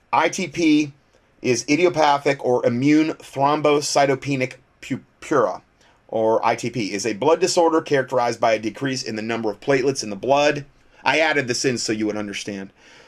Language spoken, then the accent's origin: English; Canada; I'm a Canadian, and we were just told yesterday we are in a much stricter lockdown now